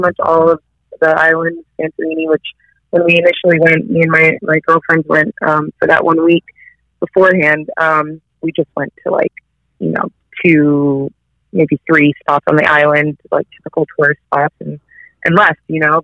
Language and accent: English; United States; moved away as an adult; now in Australia; being like American and getting used to the Australian um, way of life